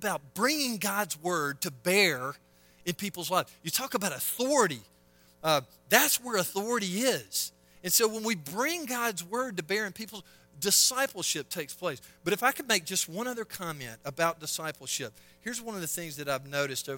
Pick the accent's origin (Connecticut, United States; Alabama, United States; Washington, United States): Alabama, United States; Selma; I'm from Selma, Alabama, of all armpits of a place to grow up